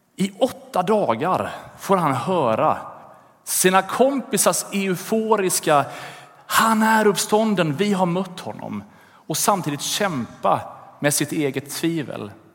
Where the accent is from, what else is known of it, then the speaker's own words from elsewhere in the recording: Gothenburg, Västra Götaland, Sweden; i Göteborg där jag växte upp